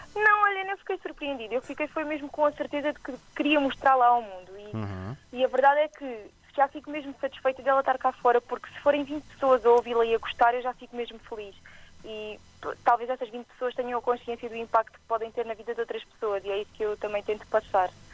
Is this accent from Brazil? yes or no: no; Alentejo, Portugal; accent: Alentejano; de todas as origens que tenho alentejanas, como podem ver pelo, minha, pelo meu sotaque